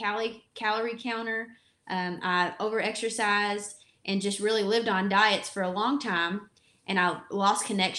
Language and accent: English; Kentucky, United States; accent: Kentucky; I grew up in Kentucky. The accent does not lie. So I definitely have the Kentucky accent.